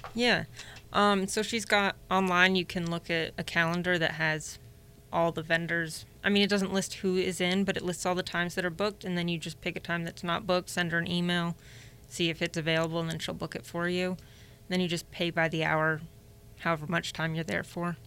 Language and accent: English; Indianapolis, Indiana, United States; now in Northwest Indiana, United States; I was born in Indy, um, moved up here eight years ago